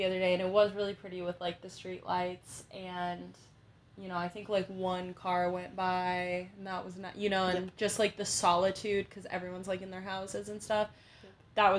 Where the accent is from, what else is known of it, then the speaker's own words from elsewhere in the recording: Illinois, United States; moved away as an adult; we're from the Midwest. We're both from Illinois specifically.